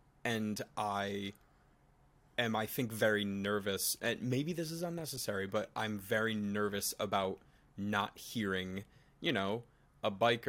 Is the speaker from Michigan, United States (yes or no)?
no; Connecticut, United States; now in New York, United States; We are both from Connecticut.